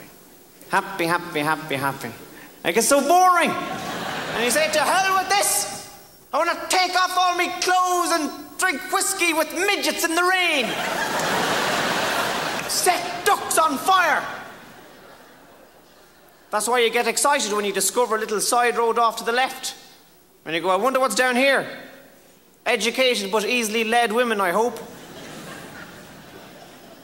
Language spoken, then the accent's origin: English; Ireland; I'm an Irish Catholic